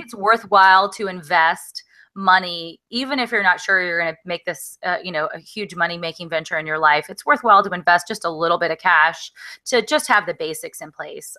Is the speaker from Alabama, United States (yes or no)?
yes; Alabama, United States; I grew up in Alabama